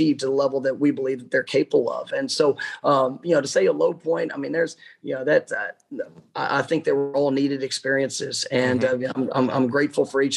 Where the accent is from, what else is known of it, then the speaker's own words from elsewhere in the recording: Dallas, Texas, United States; moved away as an adult; now in Tallahassee, United States; I grew up in Dallas, Texas